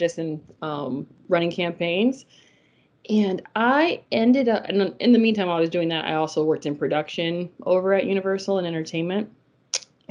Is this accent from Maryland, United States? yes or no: no; New Orleans, Louisiana, United States; moved away as an adult; now in Florida, United States; I'm originally from New Orleans.